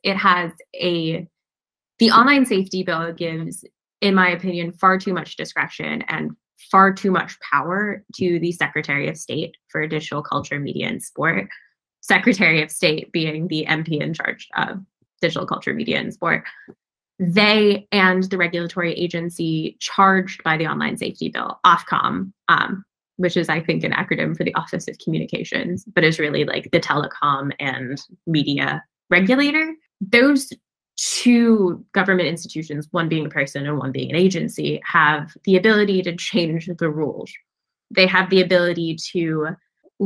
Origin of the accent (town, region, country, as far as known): United States